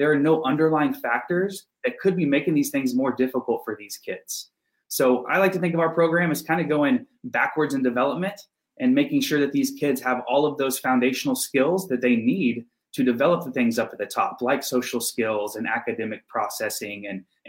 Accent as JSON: {"language": "English", "region": "Texas", "country": "United States", "moved": "as an adult", "said": "I moved up here from Texas. That's where I'm from originally."}